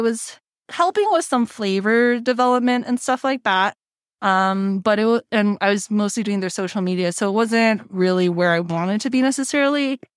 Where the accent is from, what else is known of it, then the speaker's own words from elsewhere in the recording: Cerritos, California, United States; moved away as an adult; also born or lived in Thousand Oaks, California; now in Denver, United States; I'm originally from Cerritos in Southern California, border of L A and Orange